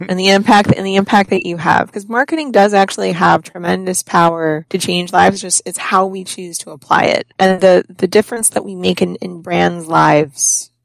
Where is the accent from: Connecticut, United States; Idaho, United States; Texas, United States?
Connecticut, United States; also born or lived in Florida / New York / Boston; now in Rhode Island, United States; I'm originally from Connecticut. I lived in Florida for 9 years. I lived in New York. I've lived in Boston for a decade, and we just bought a house in Rhode Island.